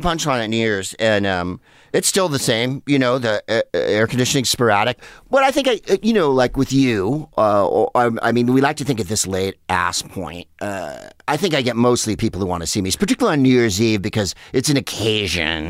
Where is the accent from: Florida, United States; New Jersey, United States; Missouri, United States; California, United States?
California, United States; San Carlos; where I grew up in San Carlos.